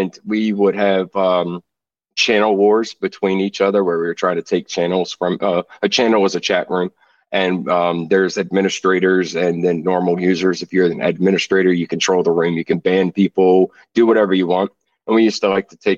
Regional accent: Virginia, United States; I'm from Virginia

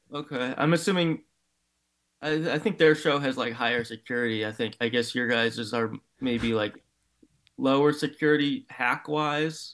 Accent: Cleveland, Ohio, United States; my hometown, the Guardians

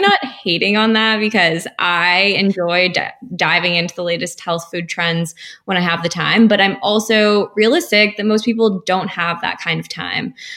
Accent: Seattle, Washington, United States; moved away as an adult; now in New York, United States; I grew up in Seattle

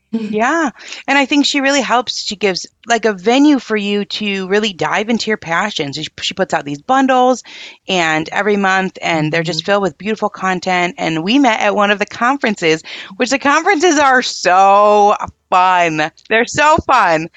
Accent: Michigan, United States; I'm from Michigan and we're not far, like an hour

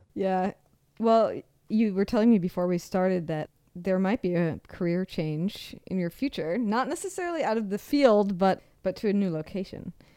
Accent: Seattle, Washington, United States; I'm from Seattle

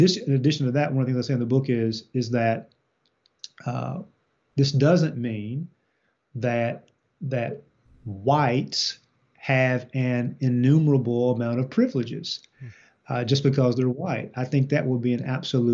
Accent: Eastern Kentucky, United States; I grew up in Eastern Kentucky

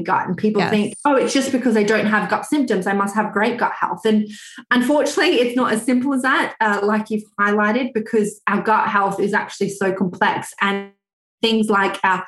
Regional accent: Australia; moved away as an adult; now in United Kingdom; I'm actually Australian, although I live in the UK

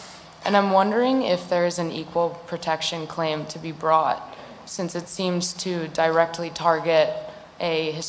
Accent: New York, United States; I'm from New York.

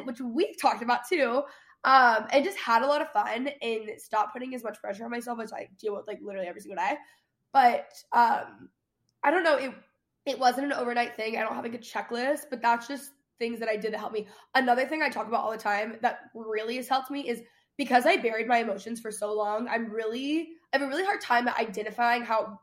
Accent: Dallas, Texas, United States; moved away as an adult; also born or lived in Los Angeles; I grew up in Dallas proper

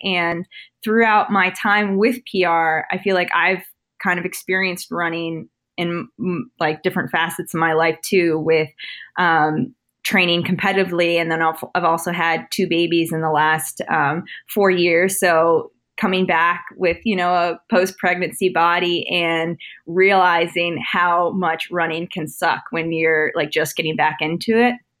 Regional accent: Northern Virginia, United States; also born or lived in Washington, D.C.; I grew up in Northern Virginia. I went to Oakton High School

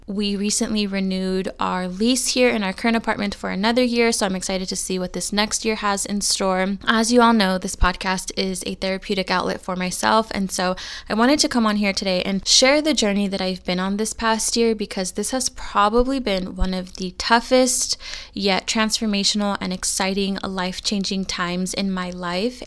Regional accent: California, United States; moved away as an adult; I am born and raised in California. I've lived there my entire life

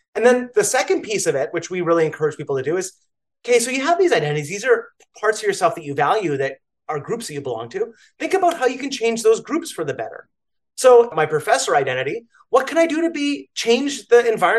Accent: Canada; now in New York, United States; I am a Canadian. I'm a New Yorker

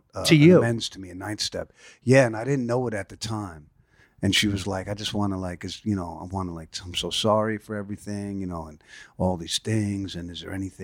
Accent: New York City, New York, United States; born or raised there; also born or lived in San Francisco, California

